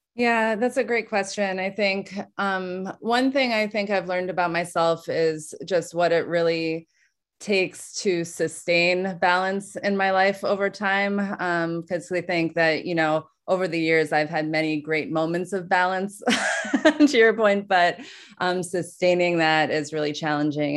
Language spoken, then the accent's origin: English; New York City, New York, United States; growing up, I grew up in New York City